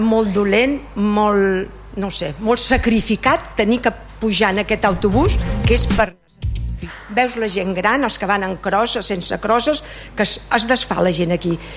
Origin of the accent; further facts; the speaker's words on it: Vilassar de Mar, Catalonia, Spain; sóc de Vilassà, vaig néixer a Vilassà